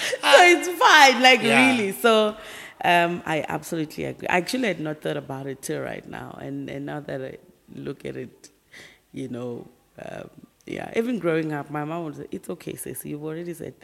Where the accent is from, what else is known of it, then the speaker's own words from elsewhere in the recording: Bushbuckridge, Mpumalanga, South Africa; moved away as an adult; also born or lived in Pretoria; I was actually born and raised in Mpumalanga, Bushbuck Ridge